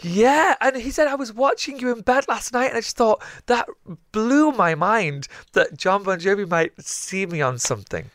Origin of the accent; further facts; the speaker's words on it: the north of England, United Kingdom; what it, it, it really is like up north, uh, for somebody who's one of the very few people who gets bullied every day for being Pakistani